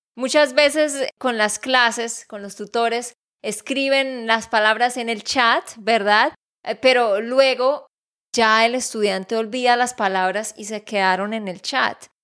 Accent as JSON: {"language": "Spanish", "region": "Santander", "country": "Colombia", "said": "de Santander, Colombia"}